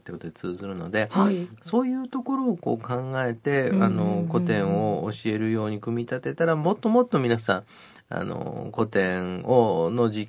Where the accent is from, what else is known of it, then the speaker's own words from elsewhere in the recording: Nara, Japan; 私も奈良市民の一人なんですが